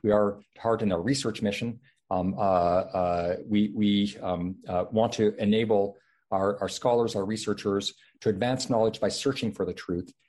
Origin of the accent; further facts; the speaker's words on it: Canada; now in Stanford, United States; my home country of Canada